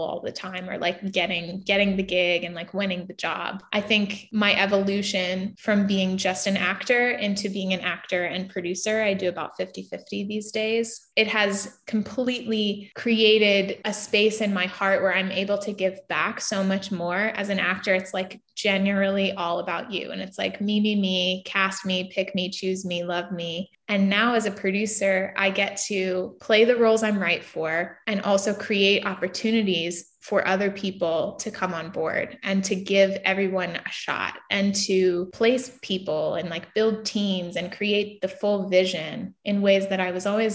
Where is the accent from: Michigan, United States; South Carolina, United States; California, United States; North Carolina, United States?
North Carolina, United States; New Bern; moved away as an adult; also born or lived in Los Angeles; now in Wilmington, United States; I grew up in Eastern North Carolina in a little small town called New Bern